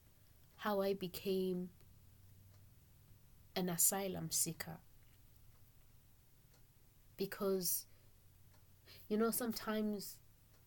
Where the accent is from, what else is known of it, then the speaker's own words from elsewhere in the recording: Eswatini; moved away as an adult; now in Salem, Oregon, United States; My country where I come from, I'm from Swaziland, by the way, which has been changed 2018 to be a Swatini